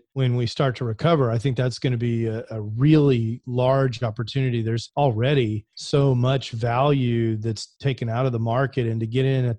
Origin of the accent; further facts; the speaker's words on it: Houston, Texas, United States; I grew up in Houston